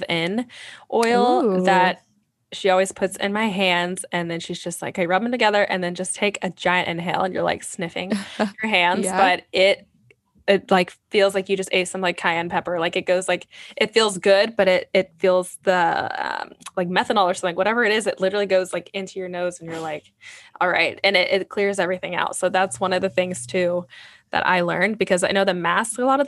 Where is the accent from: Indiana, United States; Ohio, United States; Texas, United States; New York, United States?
Indiana, United States; moved away; I'm from Indiana